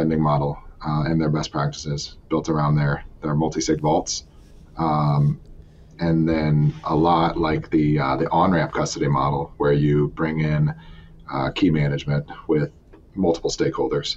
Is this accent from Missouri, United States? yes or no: yes; Jefferson City, Missouri, United States; my hometown is Jefferson City, Missouri